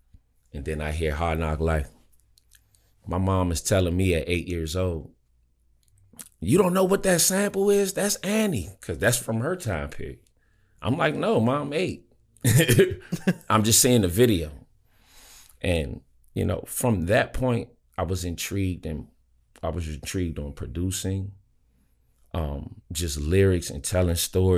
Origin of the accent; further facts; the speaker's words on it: Suitland, Maryland, United States; So growing up in Suitland, it was, you know, it was every DMV kid's, you know, experience. And, like, you know, I mean, I went to, you know, every school in PG County and everything like that.